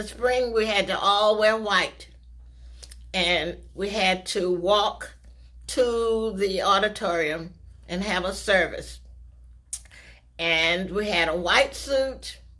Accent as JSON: {"language": "English", "town": "Hawthorne", "country": "United States", "tie": "born or raised there", "said": "I was born in Hawthorne in 1938. Would you believe that? Before your parents and grandparents were born. I attended Shell from first through 12th grade and graduated in 1956."}